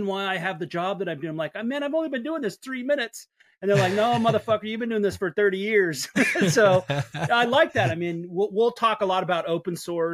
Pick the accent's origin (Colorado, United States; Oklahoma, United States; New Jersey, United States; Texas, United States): Colorado, United States; Littleton; also born or lived in San Diego, California; I grew up in Colorado. I was born in San Diego, but my parents moved to Colorado when I was pretty young